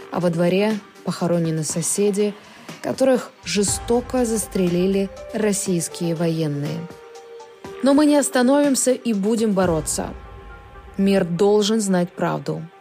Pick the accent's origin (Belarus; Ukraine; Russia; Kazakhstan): Ukraine; Мы из Украины